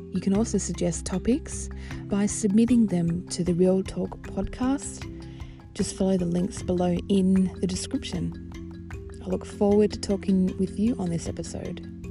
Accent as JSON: {"language": "English", "country": "Australia", "said": "I am Australian. I live in Melbourne"}